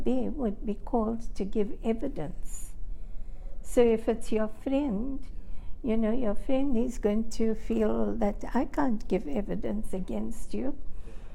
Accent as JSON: {"language": "English", "area": "Phoenix settlement", "region": "KwaZulu-Natal", "country": "South Africa", "tie": "born or raised there", "said": "And grew up in a house that my father built on the settlement."}